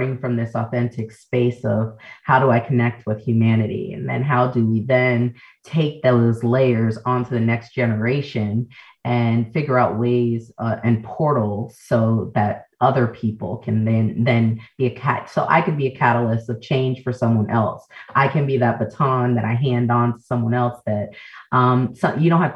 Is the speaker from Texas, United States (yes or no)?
no; New York City, New York, United States; also born or lived in Jamaica (ancestry); we're first generation Americans, as Jamaican, born in the Bronx.